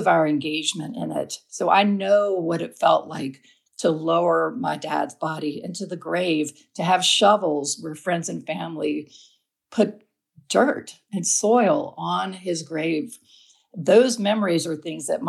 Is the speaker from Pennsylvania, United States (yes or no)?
no; Alabama, United States; now in Asheville, United States; I live in Asheville, North Carolina, but I grew up in Alabama